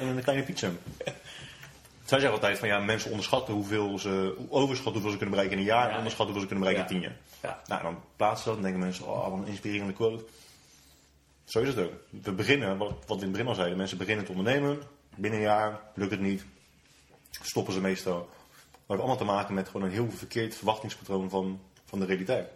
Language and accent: Dutch; Netherlands; wij als Nederlanders, als nuchter Nederlanders